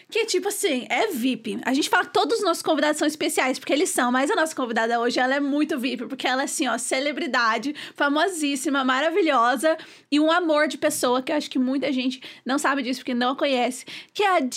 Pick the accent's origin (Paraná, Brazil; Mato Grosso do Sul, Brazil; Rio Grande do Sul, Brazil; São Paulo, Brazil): São Paulo, Brazil; moved away as an adult; now in Las Vegas, United States; Eu sou de Vinha de São Paulo.